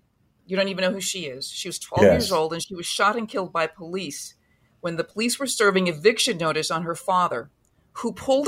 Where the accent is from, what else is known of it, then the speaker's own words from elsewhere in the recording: Minnesota, United States; I'm growing up in Minnesota.